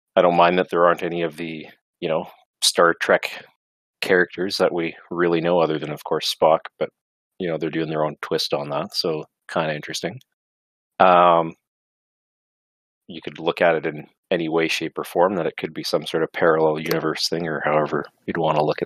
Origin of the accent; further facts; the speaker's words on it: Canada; I'm a Canadian